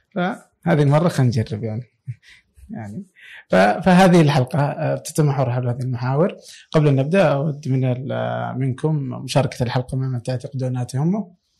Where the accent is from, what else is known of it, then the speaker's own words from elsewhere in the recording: Saudi Arabia; عندنا في السعودية